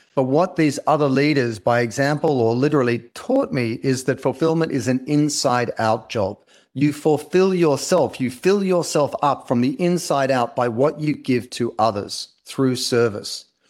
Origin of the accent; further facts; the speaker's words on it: Australia; accent: Australian; now in Los Angeles, United States; I'm Australian, uh, but I'm based in Los Angeles